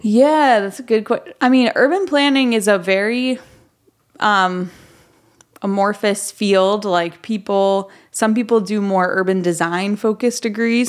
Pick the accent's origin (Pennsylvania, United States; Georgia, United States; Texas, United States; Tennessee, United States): Tennessee, United States; Memphis; moved away as an adult; I'm from Memphis originally. I, um, moved away for about seven years and then I moved back